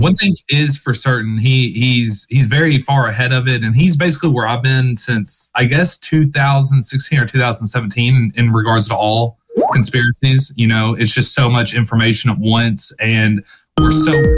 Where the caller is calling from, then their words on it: Western Kentucky, United States; I'm calling from Kentucky, Western Kentucky